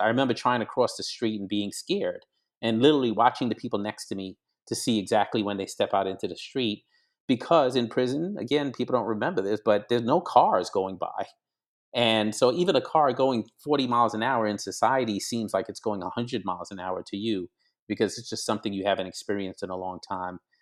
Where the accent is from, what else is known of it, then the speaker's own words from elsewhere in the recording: New York City, New York, United States; also born or lived in Grenada; I was born in Brooklyn, New York, but my, uh, parents are from the Caribbean. Dad is white, mother is black, and so I lived the first nine years of my life in a small, on a small island called Grenada in the West Indies